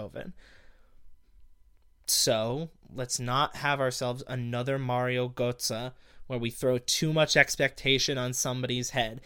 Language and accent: English; United States; I'm an American